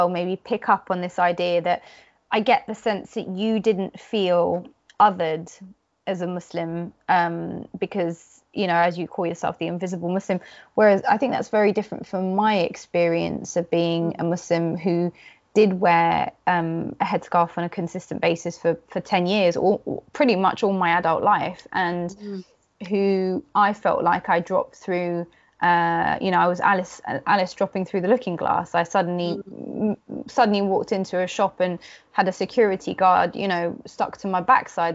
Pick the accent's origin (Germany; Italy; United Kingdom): United Kingdom; London; I'd say London